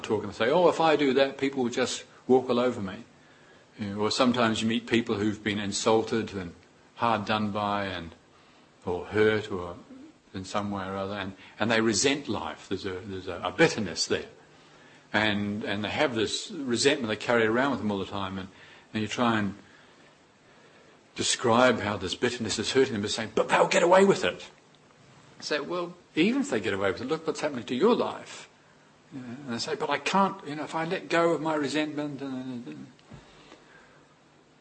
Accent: New Zealand; Growing up in New Zealand, we're always on the beach

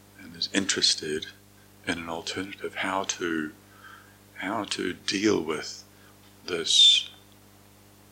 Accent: Moranville, North Island, New Zealand; I was growing up in Moranville, a small rural town in the North Island of New Zealand

